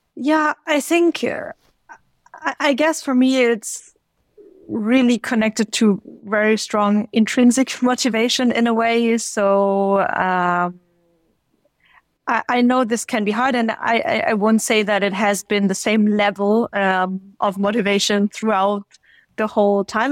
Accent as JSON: {"language": "English", "town": "Stuttgart", "region": "Baden-Württemberg", "country": "Germany", "also_born_or_lived": "China", "said": "I'm originally from Stuttgart, south of Germany"}